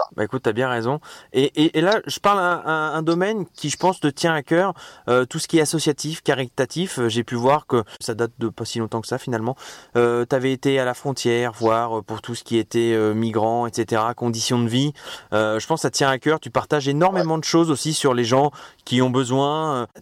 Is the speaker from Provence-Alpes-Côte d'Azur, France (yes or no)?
no; Deauville, Normandy, France; je, suis né à Deauville moi, je suis de Deauville moi